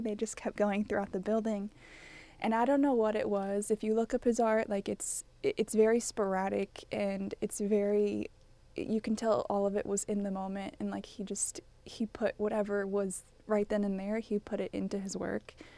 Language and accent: English; College Station, Texas, United States; I'm from College Station